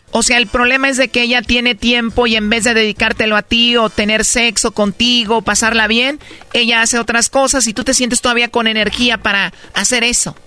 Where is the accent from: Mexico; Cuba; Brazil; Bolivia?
Mexico; soy mexicana